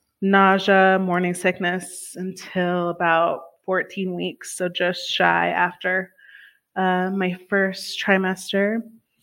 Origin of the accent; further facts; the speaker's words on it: Denver, Colorado, United States; also born or lived in Dallas, Texas; I have lived in the Denver metro area most of my life